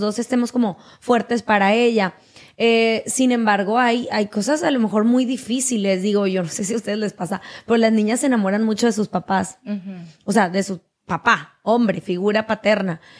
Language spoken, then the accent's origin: Spanish; Barranquilla, Atlántico, Colombia; moved away as an adult; now in Monterrey, Mexico; soy barranquillera